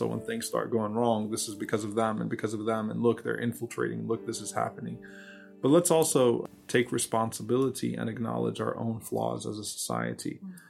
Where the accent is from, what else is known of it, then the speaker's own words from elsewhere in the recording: New Orleans, Louisiana, United States; I'm fully American, I'm from New Orleans.